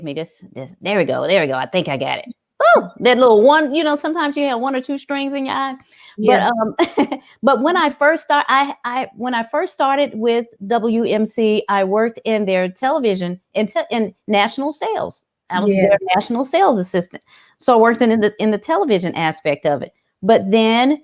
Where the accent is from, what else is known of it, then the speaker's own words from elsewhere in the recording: Memphis, Tennessee, United States; I am from here. I am a South Memphis native